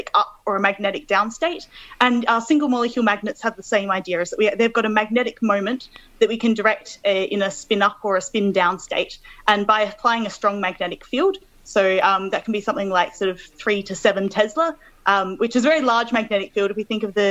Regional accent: Adelaide, South Australia, Australia; moved away as an adult; also born or lived in Melbourne, Australia; now in Manchester, United Kingdom; I'm originally from Adelaide, so I grew up there

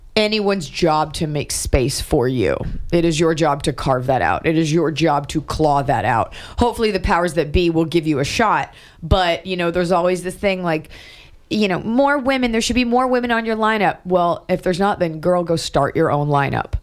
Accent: New York, United States; moved away; also born or lived in Los Angeles; I was born in New York. My family's from there.

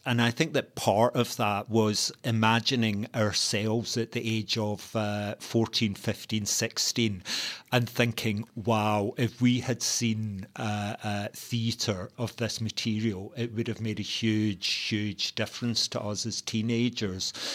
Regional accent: Glasgow, Scotland, United Kingdom; a young working class uh, uh, gay teenager growing up in Glasgow

